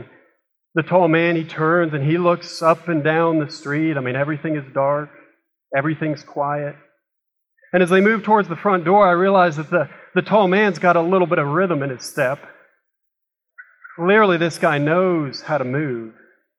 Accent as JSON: {"language": "English", "town": "Kansas City", "country": "United States", "tie": "born or raised there"}